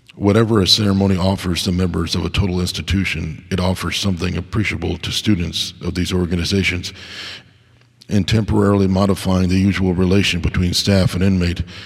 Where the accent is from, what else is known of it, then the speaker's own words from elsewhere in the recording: United States; as an American